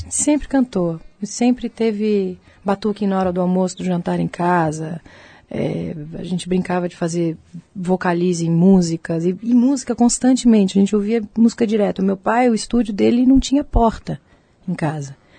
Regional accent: Cantareira, São Paulo, Brazil; moved away as an adult; also born or lived in United States; a casa da cantareira onde eu nasci

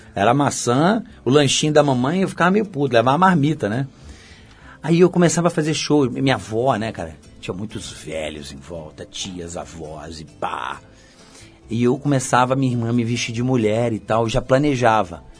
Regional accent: São Gonçalo, Rio de Janeiro, Brazil; moved away as an adult; also born or lived in Niterói; now in São Paulo, Brazil; eu sou niteroense criado em São Gonçalo

